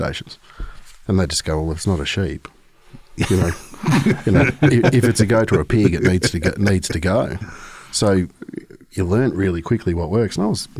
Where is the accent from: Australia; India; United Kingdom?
Australia; Melbourne, Victoria; I'm from Melbourne, which is down south. So I came over, I left the dead of Melbourne winter.